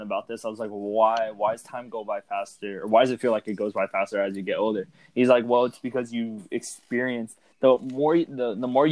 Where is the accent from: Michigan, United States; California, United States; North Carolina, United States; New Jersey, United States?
California, United States; Ventura; moved away as an adult; now in Bakersfield, United States; I grew up in Ventura